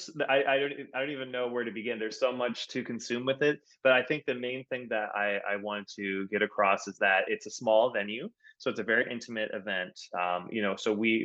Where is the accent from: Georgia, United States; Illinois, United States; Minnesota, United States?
Minnesota, United States; I'm from Minnesota